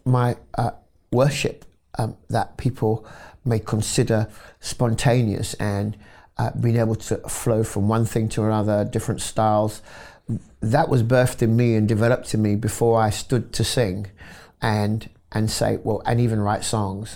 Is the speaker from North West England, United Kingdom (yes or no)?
no; London, United Kingdom; I was born in London, North West London, in, uh, a wonderful area called Wilsden